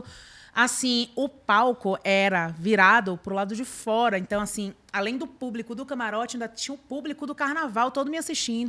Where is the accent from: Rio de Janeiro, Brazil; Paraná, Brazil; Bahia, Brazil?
Bahia, Brazil; Salvador; moved away as an adult; now in São Paulo, Brazil; Eu, eu sou de Salvador